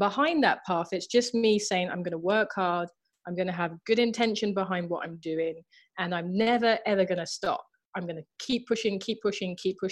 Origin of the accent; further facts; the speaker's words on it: London, United Kingdom; I'm from Southeast London, I'm from Thamesmead